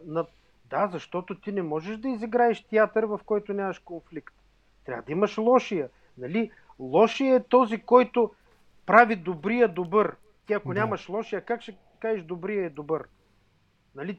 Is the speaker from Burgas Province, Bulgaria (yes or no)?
yes; Burgas, Burgas Province, Bulgaria; Аз съм от Бургас